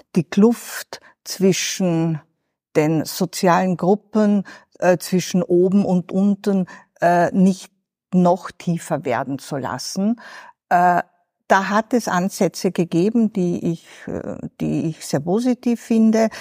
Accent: Southern Carinthia, Austria; moved away; Und ich komme aus Südkärnten

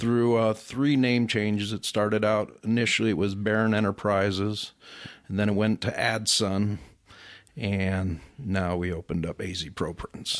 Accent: Chicago, Illinois, United States; moved away; I'm originally from Chicago. Been out here for forty-two years, so I'd pretty much consider myself a native

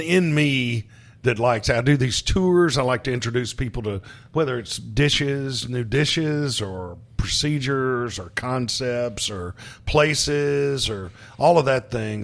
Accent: Hattiesburg, Mississippi, United States; I'm from Hattiesburg, Mississippi, uh, moved back, uh, to Hattiesburg

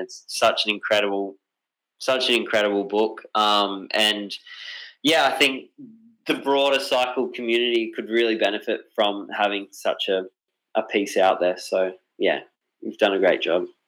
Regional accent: Australia; my hometown. Um, and because Australia is such a big place

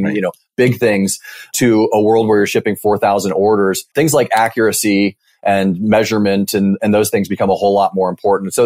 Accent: Mercer Island, Washington, United States; moved away as an adult; now in Bay Area, United States; I grew up in a small town called Mercer Island, Washington, which is just outside of Seattle.

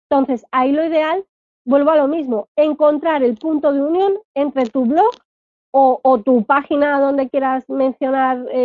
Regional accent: Alcalá de Henares, Community of Madrid, Spain; Pues la ruta turística de tiendas de Alcalá de Henares, de donde soy yo, y ahí meto mi link.

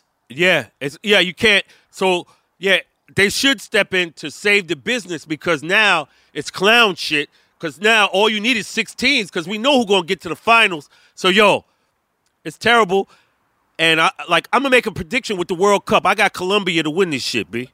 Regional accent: New York City, New York, United States; I don't claim to be New York, B. I'm from Brooklyn

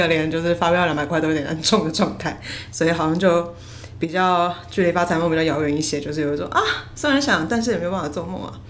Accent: Taipei, Taiwan; 身为台北人，非常喜欢这段时候。

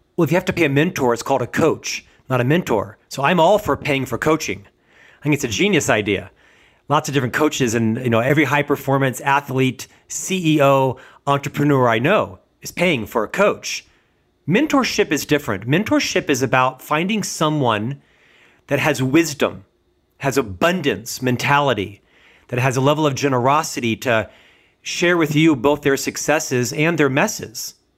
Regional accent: United States; as an American

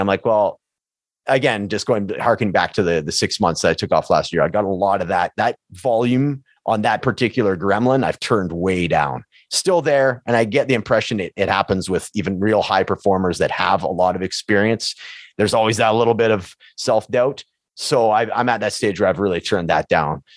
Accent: Prince George, British Columbia, Canada; moved away as an adult; now in Edmonton, Canada; my hometown of Prince George

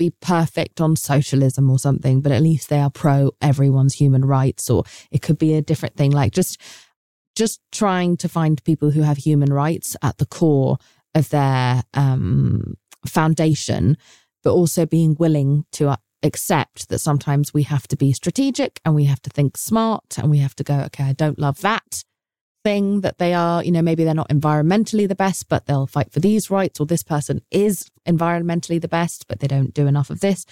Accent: England, United Kingdom; now in United States; as an English person

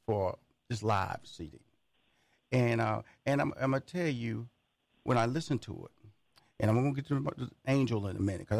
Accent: Houston, Texas, United States; I'm from Houston, Texas, so, you know, NASA has been a big part of my life, the space program.

